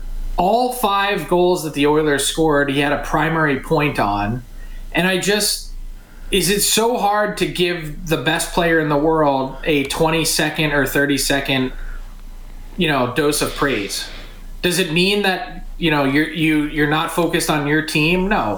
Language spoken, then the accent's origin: English; United States; because I'm an American.